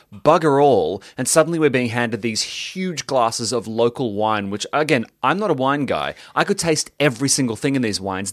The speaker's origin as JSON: {"language": "English", "town": "Melbourne", "region": "Victoria", "country": "Australia"}